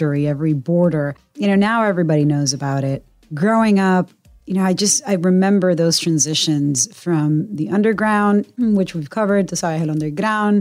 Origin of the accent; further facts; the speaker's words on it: Puerto Rico; I'm a CBS News correspondent born and raised in Puerto Rico